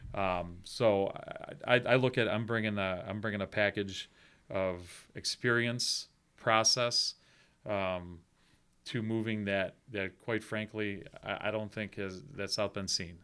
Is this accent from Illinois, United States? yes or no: no; Buffalo, New York, United States; moved away as an adult; now in South Bend, United States; I'm originally from Buffalo, New York